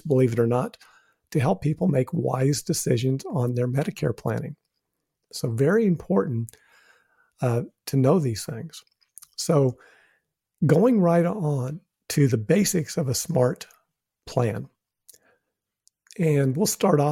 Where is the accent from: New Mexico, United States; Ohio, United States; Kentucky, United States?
New Mexico, United States; I'm from New Mexico